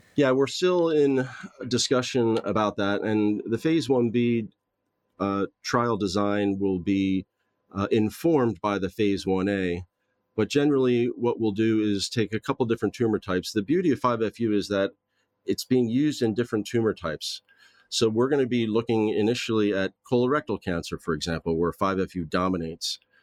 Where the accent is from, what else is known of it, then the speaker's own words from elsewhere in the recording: Southern New Jersey, United States; moved away as an adult; also born or lived in Philadelphia / Los Angeles, California; now in Belfast, United Kingdom; I grew up in Southern New Jersey